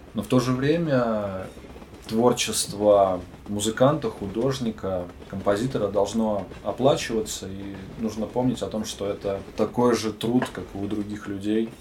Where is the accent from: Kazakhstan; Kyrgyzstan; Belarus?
Belarus; Brest, Brest Region; moved away; also born or lived in Saint Petersburg / Magnitogorsk; я родился в городе Героя Бресте, это в Беларуси